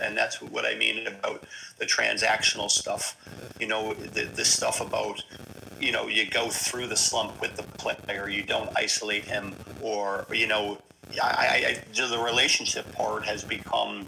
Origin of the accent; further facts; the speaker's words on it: Scranton, Pennsylvania, United States; moved away as an adult; now in Kinsale, Ireland; I'm from Scranton. We weren't worldly, and you know, leaving the area wasn't something you know, that was highly talked about